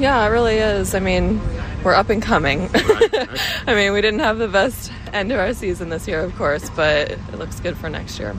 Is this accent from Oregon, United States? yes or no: yes; Oregon, United States; moved away as an adult; now in San Diego, United States; originally from Oregon, I just moved to San Diego two and a half years ago.